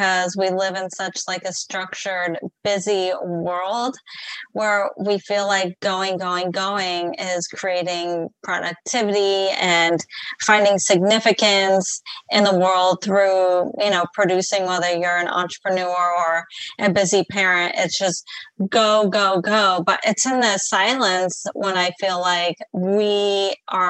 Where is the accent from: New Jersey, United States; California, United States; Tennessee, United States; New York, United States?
California, United States; San Diego; moved away as an adult; also born or lived in Colorado; I'm from San Diego, California